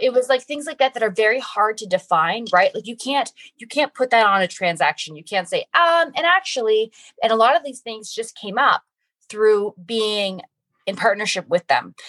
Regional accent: Canada; moved away as an adult; now in United States; I'm from Canada. I came to the U.S. on a U.S. track scholarship

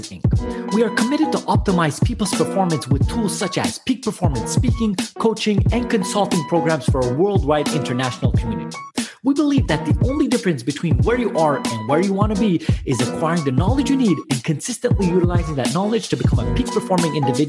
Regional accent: Montreal, Quebec, Canada; we're both from Montreal.

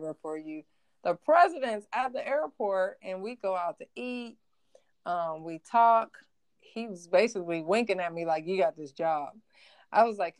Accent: Ohio, United States; I'm from Ohio

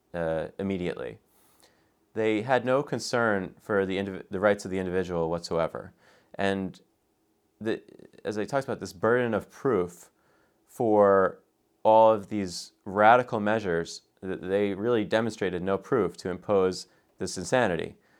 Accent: United States; an American

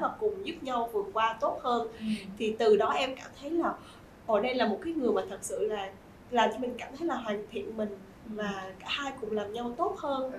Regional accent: Vietnam; mình là người Việt Nam

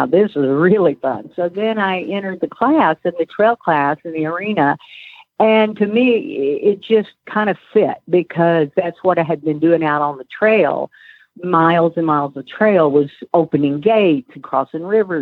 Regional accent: Waco, Texas, United States; I grew up in Waco, and then I went to Texas A&M University

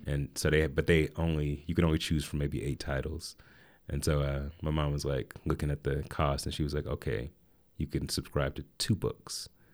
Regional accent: Atlanta, Georgia, United States; also born or lived in Asheville, North Carolina; we moved there when I was eight, and that's where I grew up

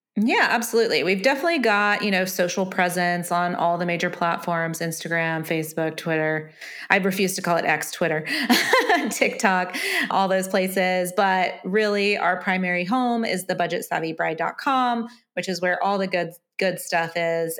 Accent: United States; being an American who has considered potentially tying the knot in the U K

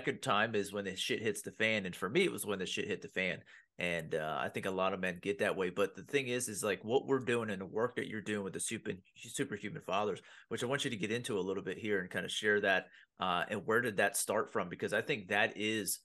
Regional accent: Pennsylvania, United States; I grew up in blue collar Pennsylvania

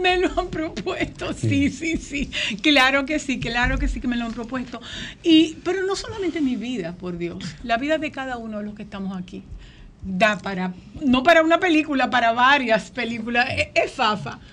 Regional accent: Azua, Dominican Republic; yo vengo de un pueblo en el que todo el mundo leía

